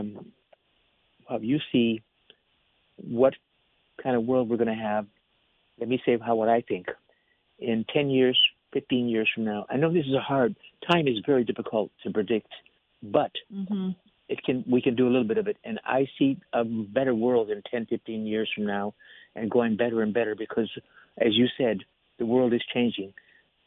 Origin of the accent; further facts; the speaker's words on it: United States; Latinos, like I am, I'm Mexican American